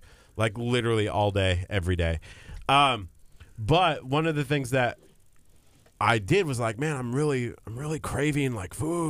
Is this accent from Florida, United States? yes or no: no; Lexington, Nebraska, United States; now in Houston, United States; I don't know if I would want to be mayor of my hometown either. Why is that? Because it's Lexington, Nebraska.